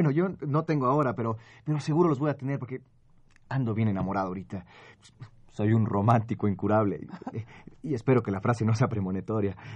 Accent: Poland; now in Paris, France; De veras, soy polaco, pero llevo muchos años en París.

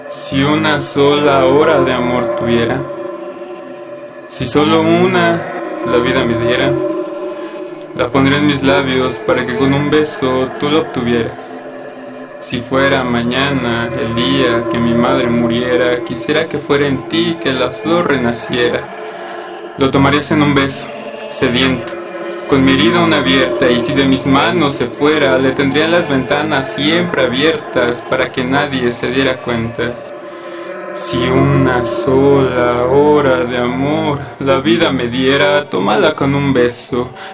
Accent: Iztapalapa, Mexico City, Mexico; born there; Tengo 22 años y nací en Iztapalapa, aquí en, la Ciudad de México

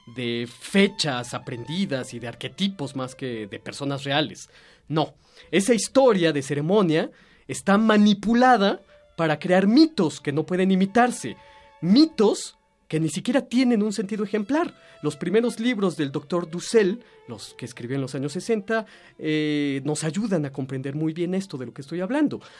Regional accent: Mexico; nuestra libertad como mexicanos, nuestra conciencia como mexicanos

